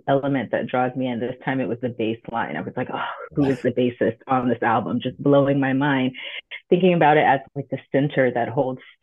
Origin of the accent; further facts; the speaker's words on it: Long Beach, California, United States; I grew up in Long Beach